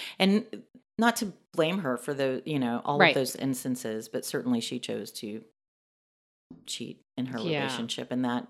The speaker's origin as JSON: {"language": "English", "town": "Dallas", "region": "Texas", "country": "United States", "tie": "born or raised there", "said": "Born and raised in Dallas, Texas. I left home when I was 16."}